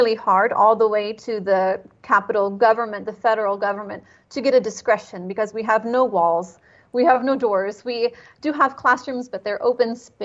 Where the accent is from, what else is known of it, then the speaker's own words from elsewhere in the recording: California, United States; moved away; I'm from California